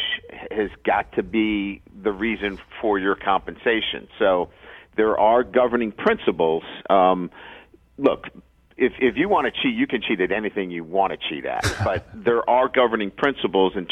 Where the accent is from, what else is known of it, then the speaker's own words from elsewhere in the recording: Boston, Massachusetts, United States; also born or lived in Midwest / South Bend; now in Baton Rouge, United States; I grew up in Boston